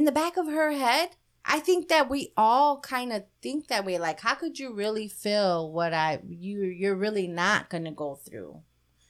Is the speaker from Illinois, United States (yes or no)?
yes; Chicago, Illinois, United States; we're from Chicago